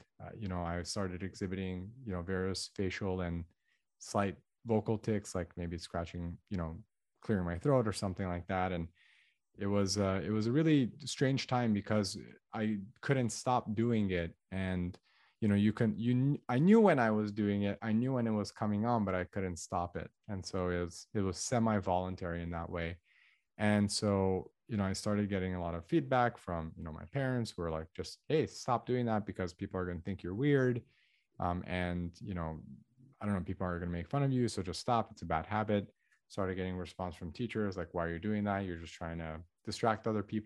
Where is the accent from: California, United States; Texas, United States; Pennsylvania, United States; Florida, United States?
California, United States; Los Angeles; I was born in Los Angeles, to an all Armenian family. So my parents are ethnically Armenian. I have an older brother. He's 3 years older than me. And so I grew up in an area called the San Fernando Valley